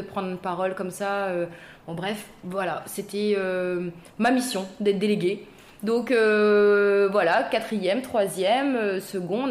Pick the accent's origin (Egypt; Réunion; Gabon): Réunion; Saint-Benoît, East of Réunion; moved away as an adult; also born or lived in Saint-André, Réunion / Paris, France / Los Angeles, United States; je suis née à Saint-Benoît, donc dans l'est de l'île.